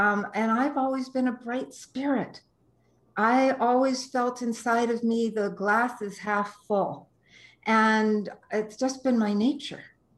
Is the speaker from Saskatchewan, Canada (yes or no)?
no; Toronto, Ontario, Canada; I came from Toronto and moved to BC and to Vancouver in 1998.